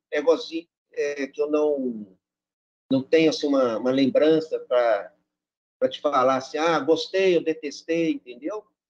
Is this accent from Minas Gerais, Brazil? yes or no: yes; Belo Horizonte, Minas Gerais, Brazil; Eu sou de Belo Horizonte